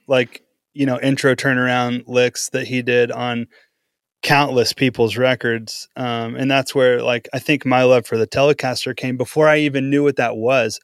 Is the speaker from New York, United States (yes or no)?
no; Powderly, Texas, United States; now in Oklahoma City, United States; I lived in Texas for, uh, eight years growing up. The growing up years were in Texas.